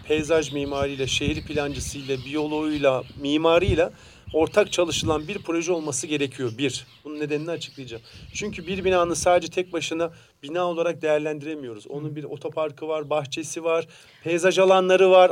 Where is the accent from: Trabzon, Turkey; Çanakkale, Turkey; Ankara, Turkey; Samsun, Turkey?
Samsun, Turkey; Ben de Samsun'daki mesela taş bir evde büyüdüm